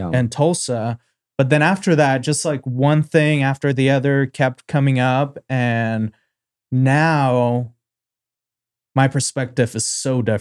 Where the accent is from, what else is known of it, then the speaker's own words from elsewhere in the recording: Uzbekistan; moved away; I'm originally from Uzbekistan, born in 98.